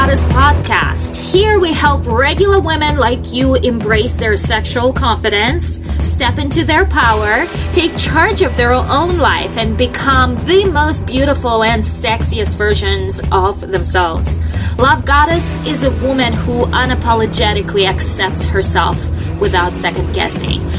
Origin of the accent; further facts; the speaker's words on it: Russia; accent: Russian; English is a second language; my Russian accent comes through